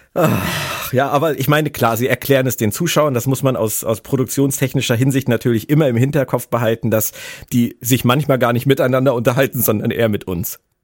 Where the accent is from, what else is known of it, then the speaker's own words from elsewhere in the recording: Berlin, Germany; aus meiner Heimat Berlin